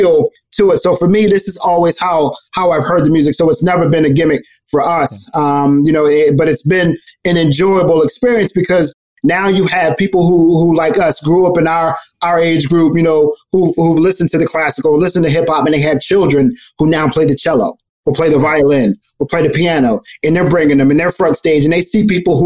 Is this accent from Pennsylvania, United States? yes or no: yes; Philadelphia, Pennsylvania, United States; I grew up in North Philly before the crack epidemic.